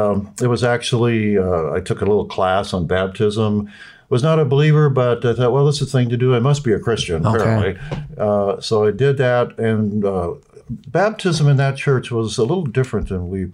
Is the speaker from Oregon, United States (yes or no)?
yes; Medford, Oregon, United States; I come from a long line of Oregonians. I was born in Medford